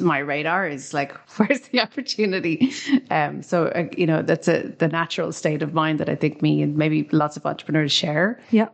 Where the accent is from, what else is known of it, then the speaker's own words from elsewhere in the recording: Ireland; we're an English speaking country in the EU